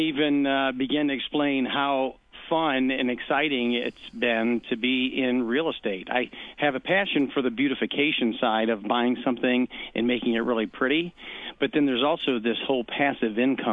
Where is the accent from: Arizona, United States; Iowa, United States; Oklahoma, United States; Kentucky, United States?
Kentucky, United States; Louisville; moved away as an adult; also born or lived in Cincinnati, Ohio; now in Kansas City, United States; I grew up in Louisville, Kentucky